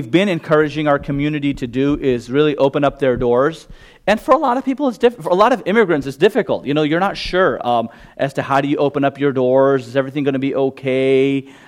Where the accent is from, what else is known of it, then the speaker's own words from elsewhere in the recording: Gujarat, India; first language Gujarati; English is a second language; I just straight up go to my mother tongue. I'm a Gujarati.